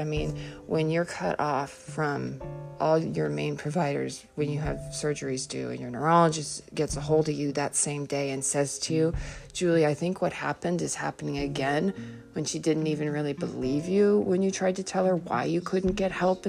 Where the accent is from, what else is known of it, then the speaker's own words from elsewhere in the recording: Hanover, New Hampshire, United States; because I grew up in Hanover.